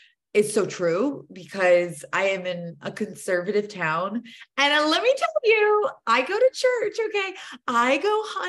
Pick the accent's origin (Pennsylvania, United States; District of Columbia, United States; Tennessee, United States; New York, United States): Tennessee, United States; born there; Like, yeah, I was born in the South. I was born in Tennessee.